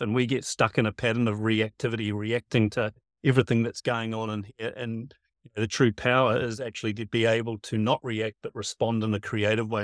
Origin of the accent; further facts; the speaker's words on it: Piha, Auckland, New Zealand; I grew up at P H A Beach, Auckland